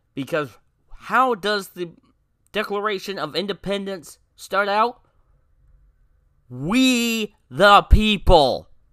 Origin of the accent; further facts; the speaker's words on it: United States; we have the right as American citizens